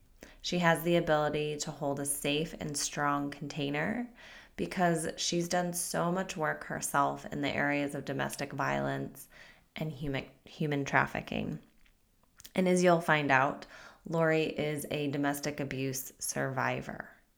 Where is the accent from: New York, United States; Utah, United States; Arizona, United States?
Utah, United States; And you were from Utah and I was from Utah.